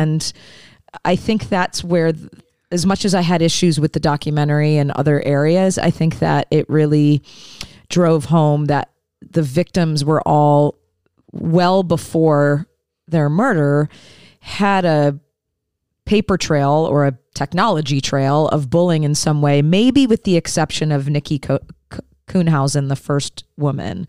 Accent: Detroit, Michigan, United States; moved away; I'm originally from the Detroit area

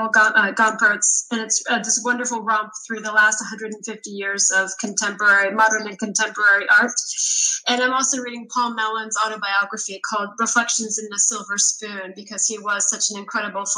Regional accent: Adak, Alaska, United States; I was born in Adak, Alaska, which is in the Aleutian Islands, in the middle of nowhere

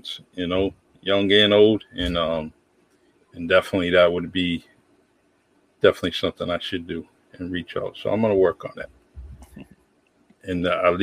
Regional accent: New Bedford, Massachusetts, United States; I grew up in the Bay Village Housing Projects in New Bedford, Massachusetts

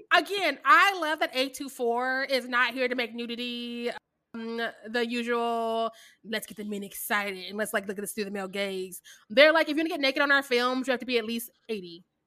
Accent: Kansas City, Missouri, United States; I am from Kansas City, Missouri

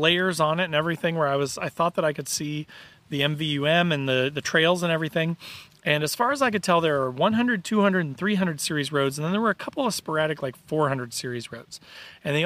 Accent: Indiana, United States; I'm from Indiana, I'm Midwestern

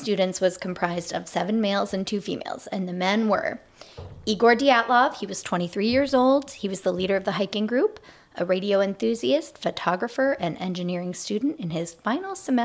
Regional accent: United States; accent: American English; first language English; I can barely speak American English, my first language

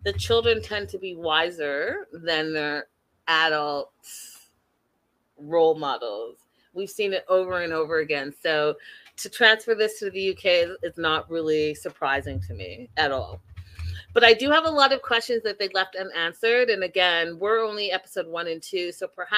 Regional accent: Canada; I am Canadian

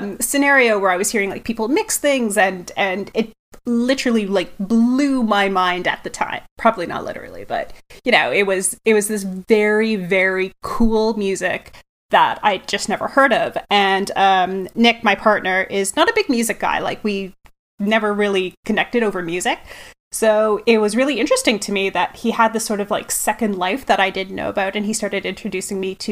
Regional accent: Toronto, Ontario, Canada; from my accent, I am from Toronto

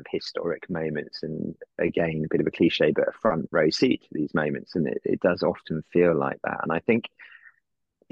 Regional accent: Wales, United Kingdom; moved away; I'm actually Welsh, and it's from down the road from where I live.

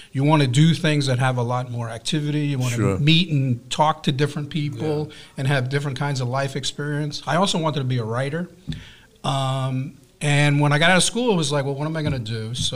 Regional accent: East Meadow, New York, United States; also born or lived in Bronx, New York / Queens, New York; I was born in the Bronx. We spent a few years in Queens, I grew up in Nassau in East Meadow

